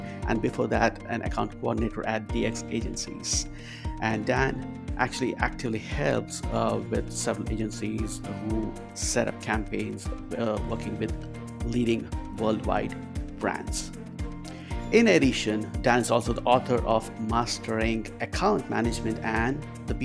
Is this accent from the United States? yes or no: no; India; moved away; I grew up in India